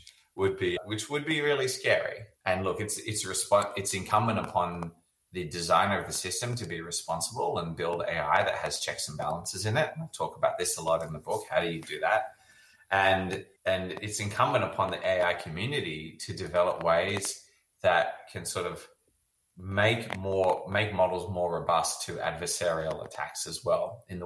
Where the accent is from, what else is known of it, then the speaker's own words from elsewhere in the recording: Australia; now in San Francisco, United States; I grew up in Australia